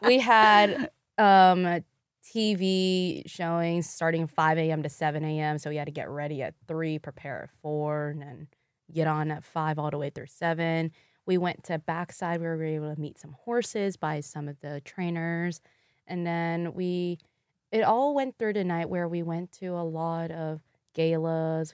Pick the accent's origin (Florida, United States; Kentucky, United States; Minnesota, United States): Kentucky, United States; Louisville; first language Vietnamese; English is a second language; I was born and raised in Louisville, Kentucky, but my parents and I are from Vietnam